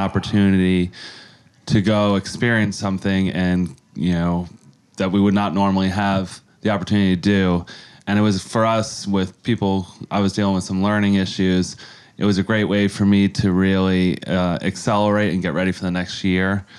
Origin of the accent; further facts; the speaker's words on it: Yonkers, New York, United States; moved away as an adult; now in San Diego, United States; I grew up in Yonkers, New York, uh, my whole life, and I was there till I was about twenty-five, and I headed out to San Diego